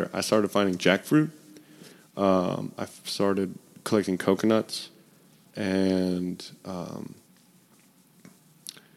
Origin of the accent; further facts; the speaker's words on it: Memphis, Tennessee, United States; I'm from Memphis